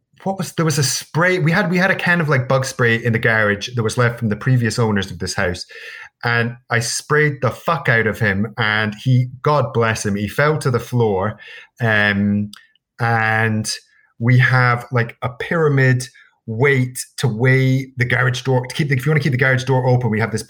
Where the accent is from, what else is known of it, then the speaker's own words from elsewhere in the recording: Scotland, United Kingdom; Why would I not know what a mosquito is? He's like, well, you're from Scotland.